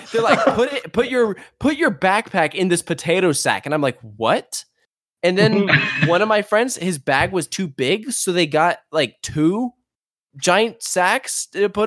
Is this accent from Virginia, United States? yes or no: yes; Virginia, United States; I'm from Virginia